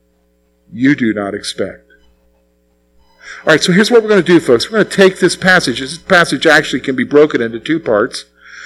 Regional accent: South Carolina, United States; moved away; I'm from South Carolina

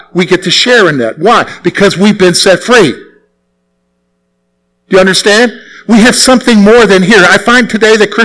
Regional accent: the South, United States; I grew up in the South

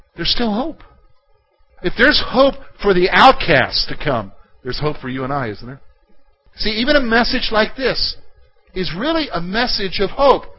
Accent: South Carolina, United States; I come from South Carolina

